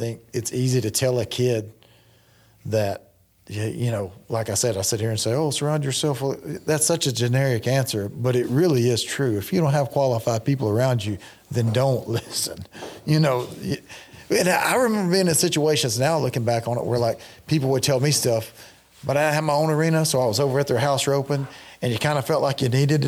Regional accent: Northeast Louisiana, United States; now in Stephenville, United States; I grew up in Northeast Louisiana

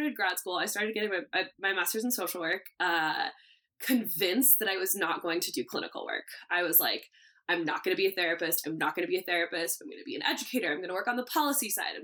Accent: Santa Rosa, California, United States; I grew up in Northern California

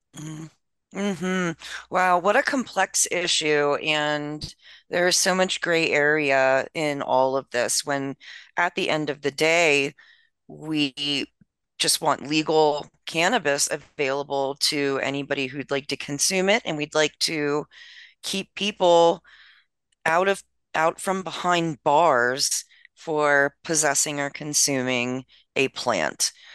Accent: Maryland, United States; my home state of Maryland

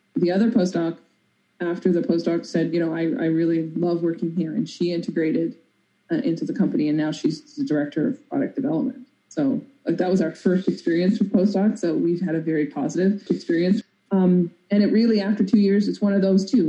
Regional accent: Newfoundland and Labrador, Canada; I'm a Newfoundlander. We're very musically inclined

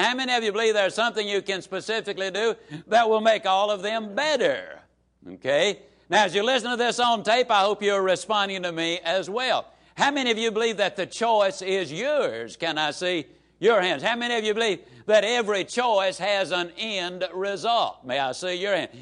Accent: Yazoo City, Mississippi, United States; small Mississippi town

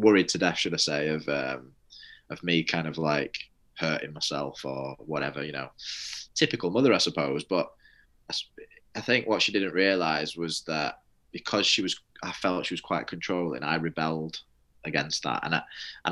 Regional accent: Manchester, North West England, United Kingdom; moved away as an adult; also born or lived in Leeds; I come from a place called Manchester, and Manchester, they call it the rainy city. So I just thought that was miserable because I lived in the rainy city.

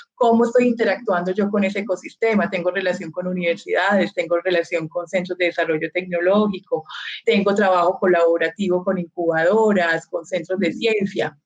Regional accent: Colombia; como colombianos

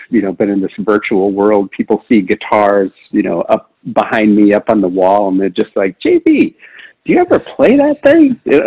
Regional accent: Wisconsin, United States; also born or lived in Utah / Florida; I primarily grew up in Wisconsin

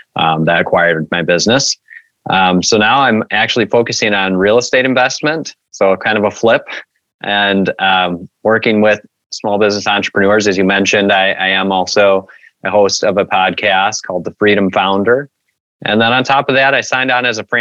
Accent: Kalamazoo, Michigan, United States; I'm from Kalamazoo, Michigan

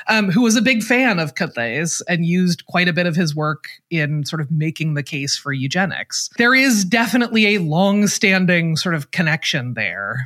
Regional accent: Portland, Oregon, United States; moved away; I am from Portland, Oregon

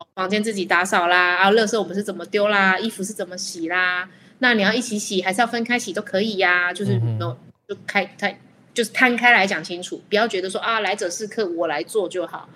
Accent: Taiwan; 我们台湾人很喜欢忍让

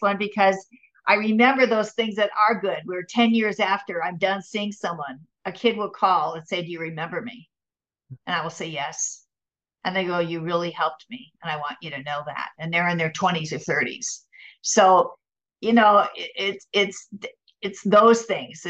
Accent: Minnesota, United States; moved away as an adult; also born or lived in San Diego; now in Orange County, United States; I'm from Minnesota

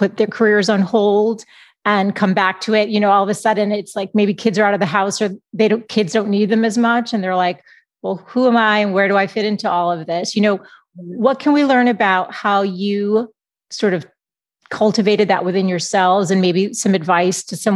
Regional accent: Boston, Massachusetts, United States; moved away as an adult; now in San Diego, United States; I'm from Boston. We moved to San Diego 5 years ago, but I'm an East Coast girl.

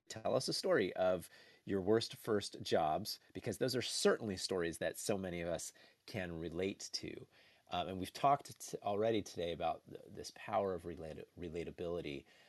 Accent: New Jersey, United States; I grew up in New Jersey

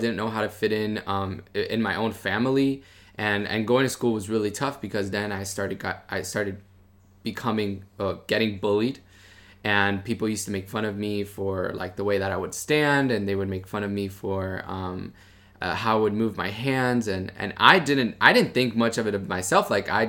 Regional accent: Miami, Florida, United States; I grew up in Miami, Florida. My parents, they're from Cuba, so they, I'm a first generation American

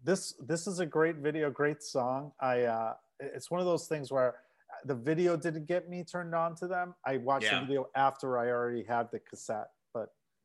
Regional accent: Hinsdale, Illinois, United States; I grew up in Oak Brook, Hinsdale.

